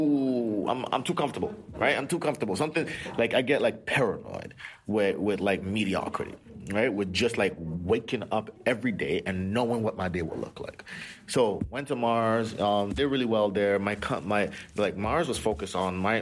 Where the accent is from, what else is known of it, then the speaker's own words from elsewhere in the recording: Toronto, Ontario, Canada; also born or lived in Nigeria; I grew up in Rexdale, right, Jamestown, right, specifically.